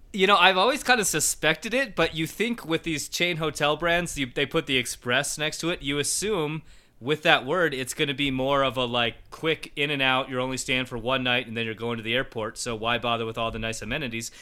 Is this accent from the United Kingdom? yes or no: no; Colorado, United States; I grew up in Colorado, and it's basically been my, my life since I was a little kid.